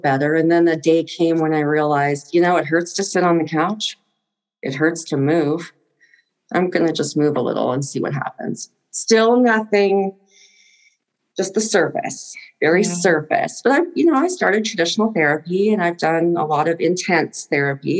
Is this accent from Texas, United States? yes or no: yes; Texas, United States; I grew up in Texas.